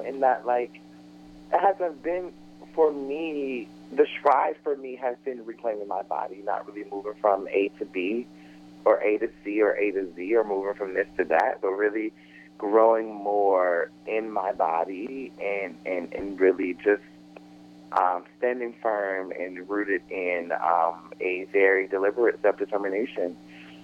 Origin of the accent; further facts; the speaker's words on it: Atlanta, Georgia, United States; now in Brooklyn, United States; I am originally from Atlanta, Georgia